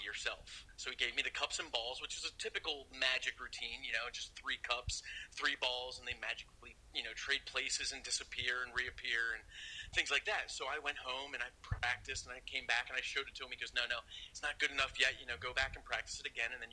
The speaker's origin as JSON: {"language": "English", "region": "Pennsylvania", "country": "United States", "said": "I'm from Pennsylvania"}